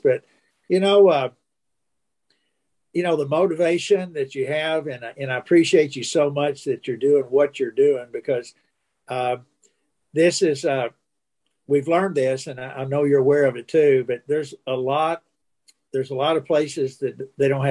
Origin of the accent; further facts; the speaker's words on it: Kentucky, United States; also born or lived in Illinois; I was born in Illinois, but we moved to Kentucky